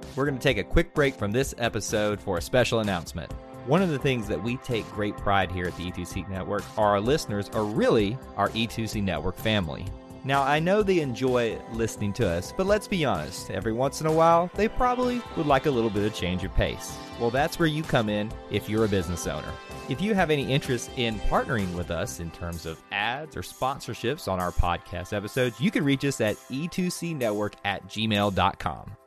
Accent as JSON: {"language": "English", "region": "the South", "country": "United States", "accent": "Southern", "said": "my Southern accent"}